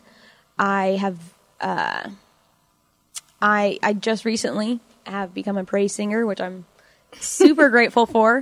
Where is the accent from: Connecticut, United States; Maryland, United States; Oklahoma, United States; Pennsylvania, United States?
Oklahoma, United States; Chickasha; moved away as an adult; now in Norman, United States; I was born and raised in Chickasha, Oklahoma